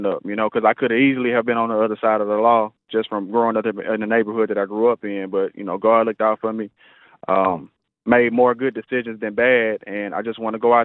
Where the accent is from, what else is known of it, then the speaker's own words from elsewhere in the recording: Houston, Texas, United States; also born or lived in Iowa; I grew up in Studio Wood over there off of 33rd. Went all the way through high school